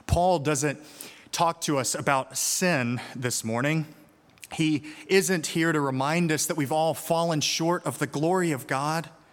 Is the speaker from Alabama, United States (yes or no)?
yes; Birmingham, Alabama, United States; moved away; my hometown of Birmingham, Alabama